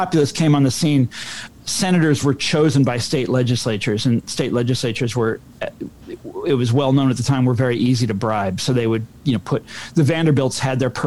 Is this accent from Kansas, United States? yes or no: yes; Kansas, United States; I'm from Kansas.